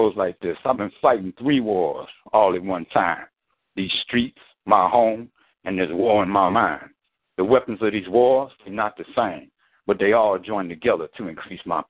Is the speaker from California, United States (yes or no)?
no; Detroit, Michigan, United States; moved away; I'm from Detroit originally.